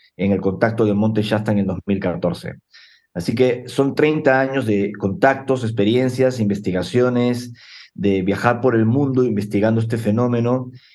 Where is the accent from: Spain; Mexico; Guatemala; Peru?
Peru; Lima; yo nací en Lima hace 48 años